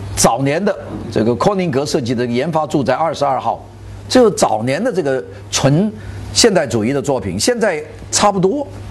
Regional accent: China; 我们中国人

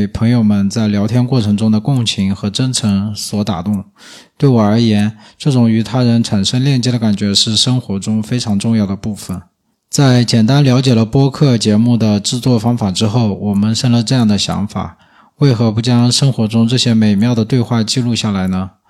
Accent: southern China, China; accent: southern, no retroflex sounds; 我那些来自华北平原的大学同学总是嘲笑我这个南方人说话不会卷舌头

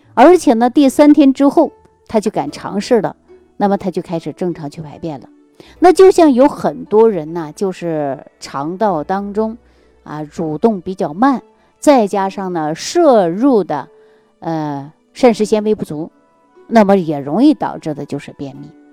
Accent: Jilin, China; 我们老家的，呃，是吉林的

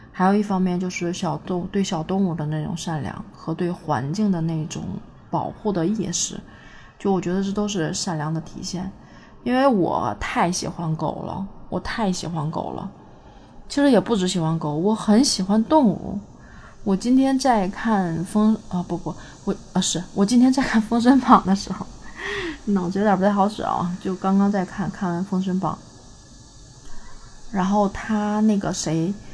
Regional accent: Northeast China, China; 我是一个东北人

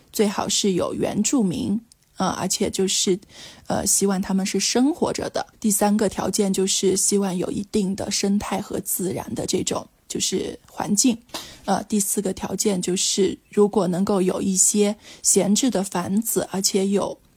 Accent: Dali, Yunnan, China; now in Kunming, China; 我自己老家本身从小是在大理长大的

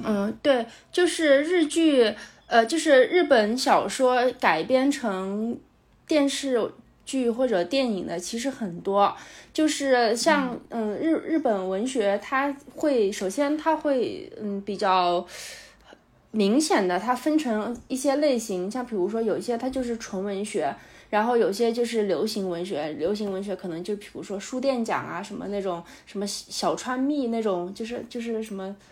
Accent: China; 我们中国人

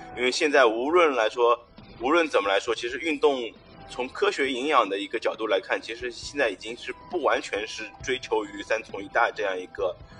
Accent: China; 作为中国人来说

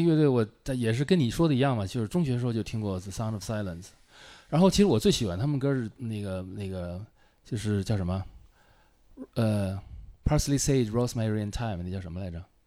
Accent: Beijing, China; moved away as an adult; also born or lived in Shanghai / United States; 我所谓离家出走，就是大学离开了北京，去了上海。但是也不算，上海是我出生的地方

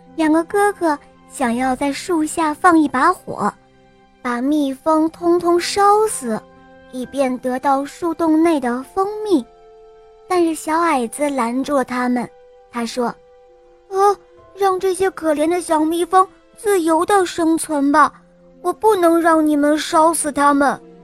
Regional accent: Dalian, Liaoning, China; 今年是十岁了，我来自大连

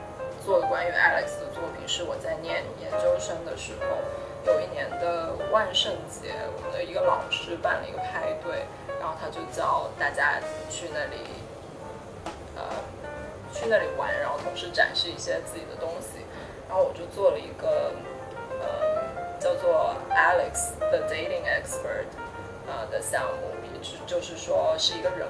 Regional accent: Shenzhen, Guangdong, China; moved away as an adult; now in New York, United States; 我是在深圳长大的，嗯，然后来美国念的大学，在这里已经十几年了，我都已经忘了十几年了，十三年差不多了。

